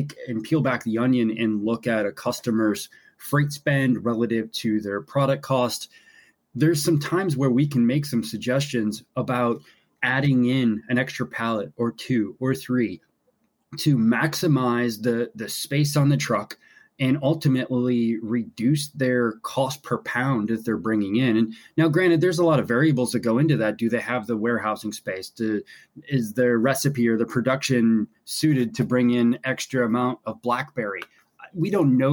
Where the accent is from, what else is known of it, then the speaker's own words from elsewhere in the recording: Buffalo, New York, United States; I grew up in Buffalo, New York